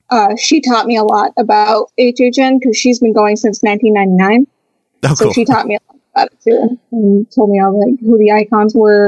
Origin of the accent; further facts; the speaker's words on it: Portland, Oregon, United States; moved away as an adult; now in Orlando, United States; I've been in the theme parks for pretty much all my life, but I'm originally from Portland, Oregon.